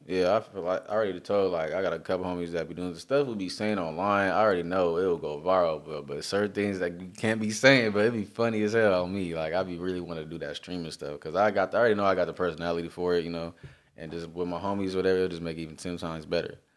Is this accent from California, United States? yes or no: yes; Long Beach, California, United States; I'm from Long Beach